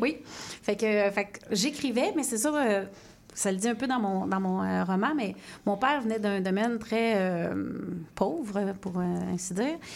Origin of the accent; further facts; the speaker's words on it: Sherbrooke, Quebec, Canada; je viens de Sherbrooke